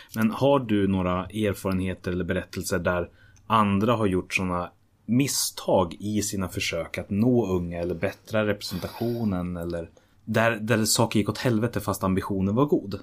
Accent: Hallstahammar, Västmanland, Sweden; när jag jobbade hemma i Hallstahammar

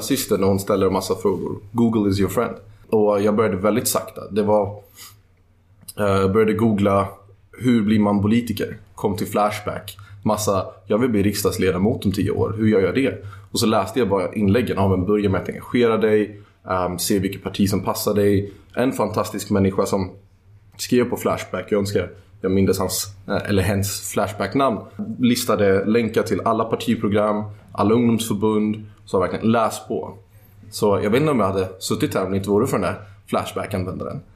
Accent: Sweden; also born or lived in Netherlands; jag är född i Holland, men jag är uppvuxen i Sverige.

